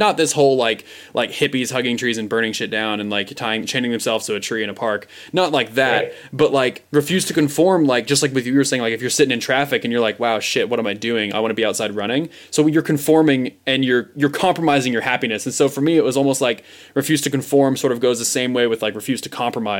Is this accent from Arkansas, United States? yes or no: no; Seattle, Washington, United States; I'm from Seattle